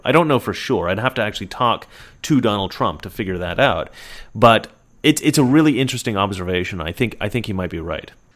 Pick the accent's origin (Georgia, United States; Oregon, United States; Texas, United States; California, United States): Oregon, United States; I'm from Oregon.